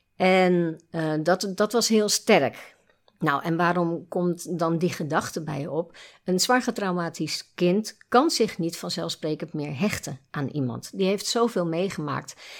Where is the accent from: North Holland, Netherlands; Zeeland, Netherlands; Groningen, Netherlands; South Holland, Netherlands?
South Holland, Netherlands; Nieuwerkerk aan den IJssel; moved away as an adult; also born or lived in Gouda / Breda; Ik ben mhm. geboren in Gouda, opgegroeid in Nieuwkerk en IJssel